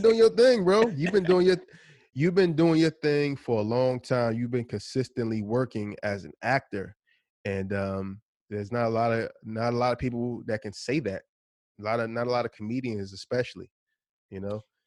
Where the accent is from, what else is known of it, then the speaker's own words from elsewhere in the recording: New Jersey, United States; also born or lived in Philadelphia; I'm from New Jersey